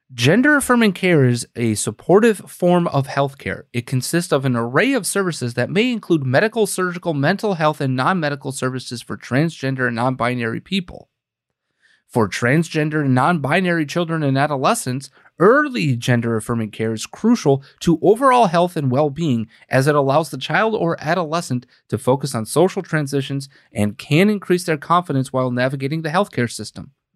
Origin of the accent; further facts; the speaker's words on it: Green Bay, Wisconsin, United States; my hometown newspaper, right? Green Bay, Wisconsin